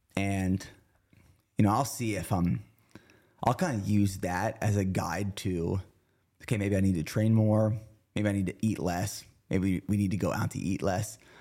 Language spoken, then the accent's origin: English; near Harrisburg, Pennsylvania, United States; moved away; we lived about thirty minutes from downtown Harrisburg